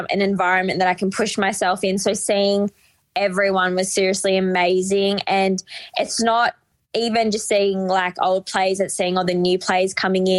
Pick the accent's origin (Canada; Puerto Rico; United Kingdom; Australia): Australia; Albury, New South Wales; now in Melbourne, Australia; I'm from the New South Wales side.